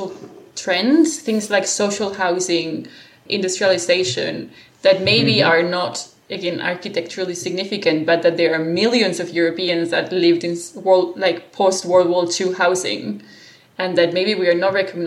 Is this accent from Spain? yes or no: yes; Spain; moved away as an adult; also born or lived in Australia; I come from a sort of a very Spanish traditional culture